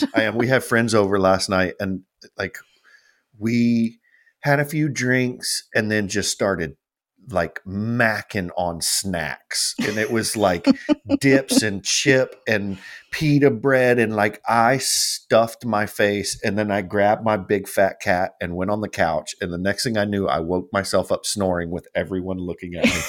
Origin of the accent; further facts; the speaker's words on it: United States; we're from America